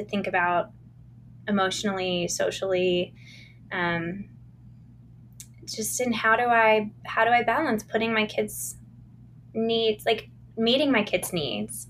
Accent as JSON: {"language": "English", "region": "Virginia", "country": "United States", "tie": "born or raised there", "said": "I grew up in the Chesapeake Bay region of coastal Virginia."}